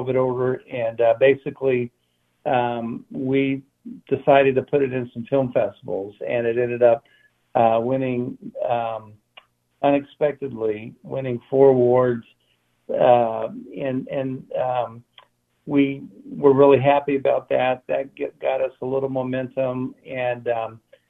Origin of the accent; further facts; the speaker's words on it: Alamogordo, New Mexico, United States; growing up in Alamogordo, you know, I went to school with all the kids